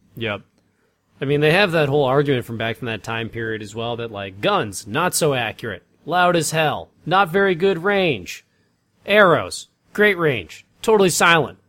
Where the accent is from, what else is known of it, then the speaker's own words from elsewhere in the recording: Massachusetts, United States; moved away; driving through, uh, town in Massachusetts, getting to my hometown